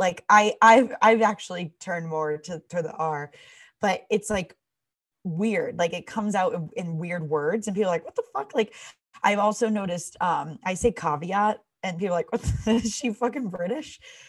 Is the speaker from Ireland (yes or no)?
no; Massachusetts, United States; Everyone, I mean, we grew up in the North Shore.